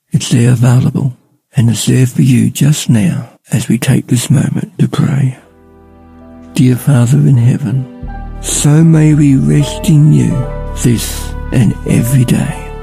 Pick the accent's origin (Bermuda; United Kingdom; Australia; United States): Australia; Ballarat, Victoria; I'm from Ballarat